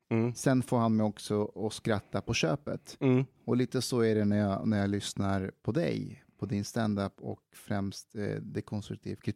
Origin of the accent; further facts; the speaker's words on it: Iran; det är ju våran roll som iranier.